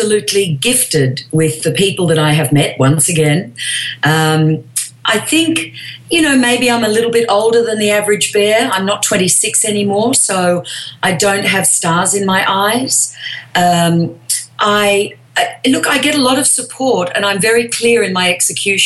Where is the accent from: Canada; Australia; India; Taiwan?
Australia; moved away as an adult; now in Los Angeles, United States; I'm from Australia